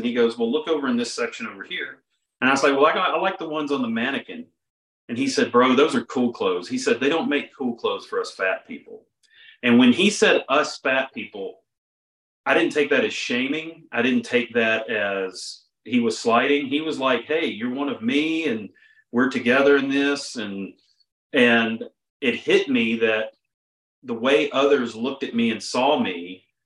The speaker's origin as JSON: {"language": "English", "region": "Mississippi", "country": "United States", "also_born_or_lived": "Auburn, Alabama / Nashville, Tennessee", "moved": "as an adult", "said": "I'm originally from Mississippi, but at the time I was living in Auburn, Alabama."}